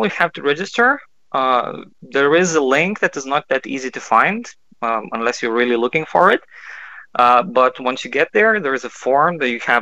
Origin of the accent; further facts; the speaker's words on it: Kaunas, Kaunas County, Lithuania; I'm from Kaunas. That's the second biggest city and pretty middle of Lithuania